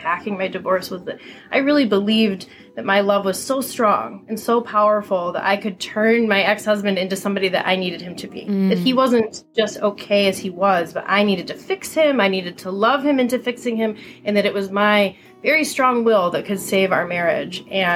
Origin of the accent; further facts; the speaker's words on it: Michigan, United States; Tara and I grew up in Michigan together